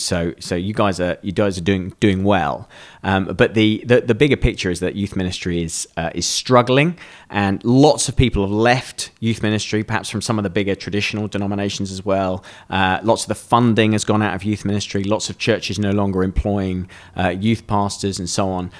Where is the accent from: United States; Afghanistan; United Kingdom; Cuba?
United Kingdom; we're British.